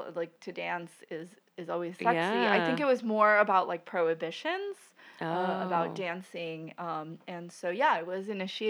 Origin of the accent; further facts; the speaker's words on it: Argentina; moved away; I'm from Argentina.